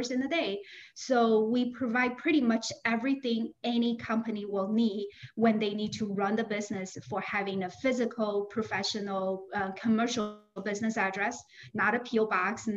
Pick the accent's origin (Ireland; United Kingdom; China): China; Shanghai; moved away as an adult; now in Naperville, United States; I came from China, Shanghai